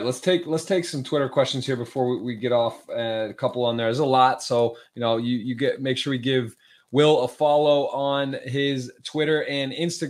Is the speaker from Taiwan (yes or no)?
no; Ann Arbor, Michigan, United States; also born or lived in Baltimore, Maryland; now in Miami, United States; Born and raised in Ann Arbor.